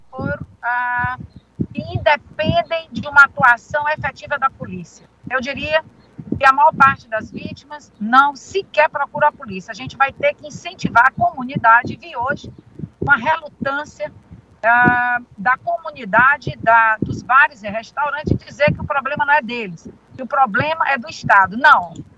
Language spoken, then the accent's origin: Portuguese; Teresina, Piauí, Brazil; Nascida e criada em Teresina